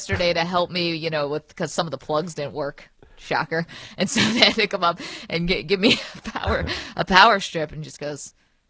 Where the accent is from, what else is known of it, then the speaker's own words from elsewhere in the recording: Binghamton, New York, United States; moved away; I'm in my hometown of Binghamton, New York today